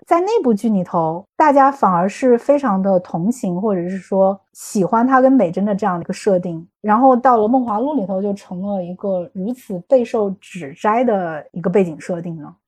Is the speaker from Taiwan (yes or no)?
no; China; 我们作为中国人，一贯以来的就是还是希望能够有一个青天大老爷